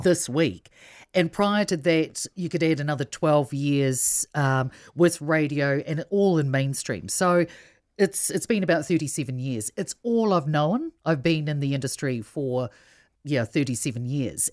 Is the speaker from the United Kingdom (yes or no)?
no; Invercargill, Southland, New Zealand; English is a second language; also born or lived in Samoa; being Samoan, my parents moved straight down to Invercargill and they didn't have very much money